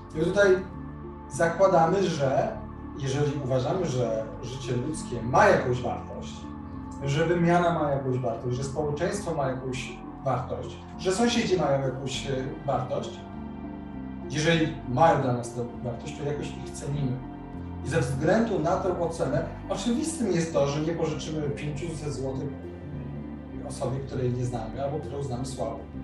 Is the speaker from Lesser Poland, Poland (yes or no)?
no; Warsaw, Masovian Voivodeship, Poland; u nas w Warszawie